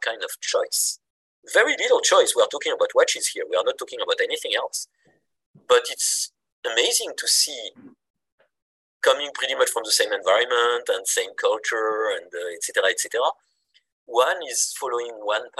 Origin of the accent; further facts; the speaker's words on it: Mulhouse, Grand Est, France; accent: French; English is a second language; moved away as an adult; also born or lived in Irvine, California; now in Tokyo, Japan; I'm from Mulhouse